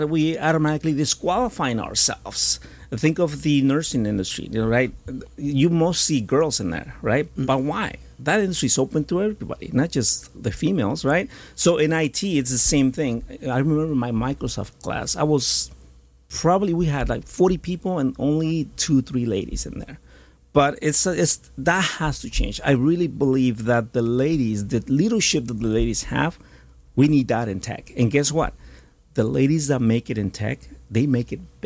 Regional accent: Puebla, Mexico; now in United States; I was born in Mexico, Puebla. Me gusta el mole. Soy poblano

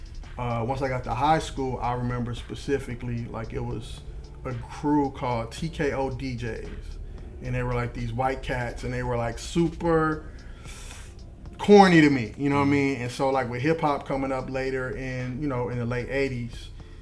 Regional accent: Jennings, Missouri, United States; also born or lived in St. Louis; family moved us out to North County, Jennings to be exact.

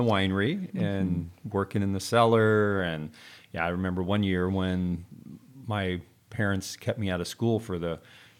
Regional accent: Temecula, California, United States; Yeah, I grew up in Southern California, but specifically in Temecula. And my folks planted the first commercial vineyard in Temecula in 1968.

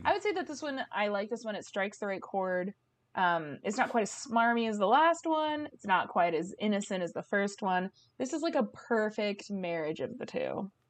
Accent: Bay Area, California, United States; growing up in the Bay Area

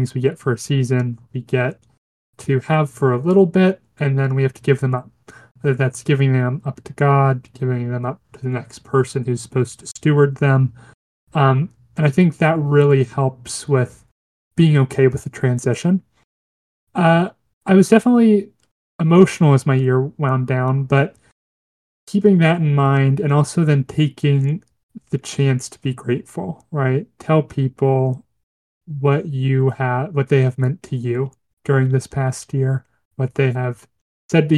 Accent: United States; as an American

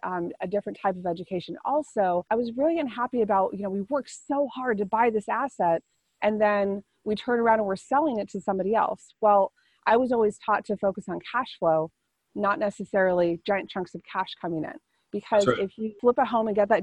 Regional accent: California, United States; I grew up in California.

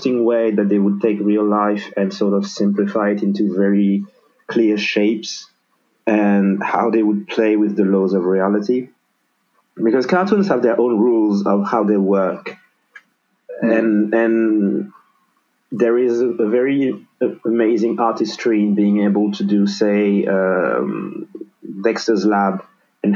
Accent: Senegal; moved away as an adult; now in France; born and raised in Senegal

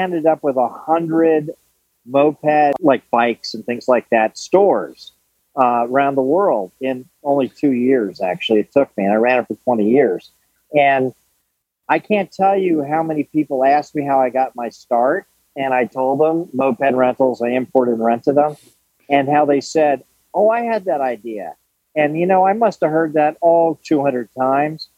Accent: New Canaan, Connecticut, United States; also born or lived in Sanibel Island, Florida / Nantucket, Massachusetts; I grew up in New Canaan, Connecticut

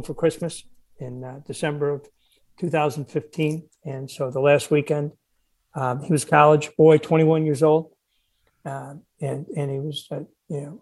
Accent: Buffalo, New York, United States; moved away; I grew up in Buffalo and my boys are big Buffalo Bills fans

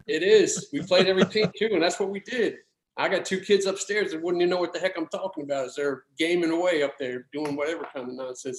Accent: Alexandria, Virginia, United States; also born or lived in Richmond; I'm from Alexandria, Virginia. And if you've seen the movie Remember the Titans, that was the high school I went

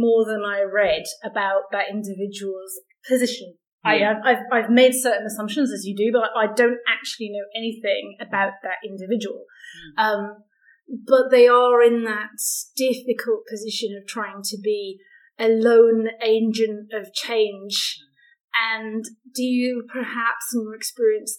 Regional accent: England, United Kingdom; accent: English; moved away as an adult; now in Scotland, United Kingdom; I've lived in Scotland for 18 years. I mean, I'm from England. I clearly sound English

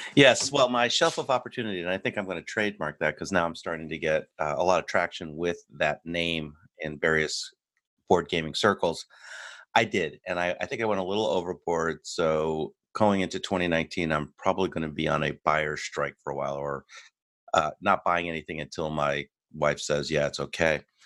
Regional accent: United States; I'm your American host

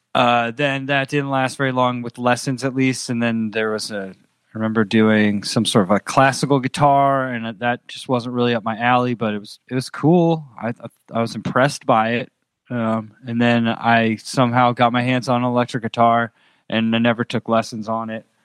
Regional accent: Andover, Massachusetts, United States; moved away as an adult; also born or lived in Pennsylvania / Los Angeles / Boston; now in New Orleans, United States; I grew up in Andover, which is twenty miles north of Boston

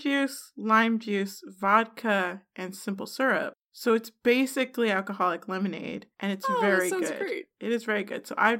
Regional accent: Ohio, United States; I'm from Ohio.

